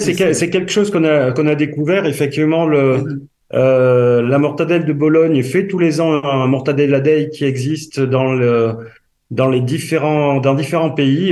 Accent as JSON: {"language": "French", "region": "south-west France", "country": "France", "accent": "south-west French", "said": "suis plutôt du, sud-ouest de la, de la France comme mon accent peut le faire euh, le, permet de l'entendre"}